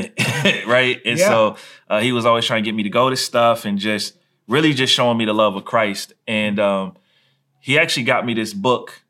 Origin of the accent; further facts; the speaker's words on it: Columbus, Ohio, United States; moved away as an adult; So I grew up in Columbus, Ohio